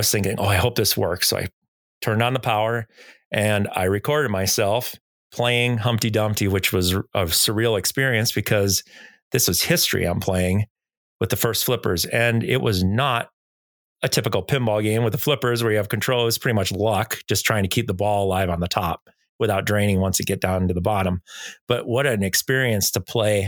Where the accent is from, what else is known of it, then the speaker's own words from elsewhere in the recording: Nevada, United States; I'm from Nevada, from the United States